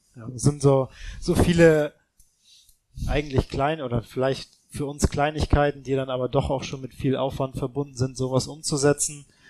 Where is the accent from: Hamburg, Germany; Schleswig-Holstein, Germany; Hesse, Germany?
Hamburg, Germany; in Hamburg, in meiner Heimatstadt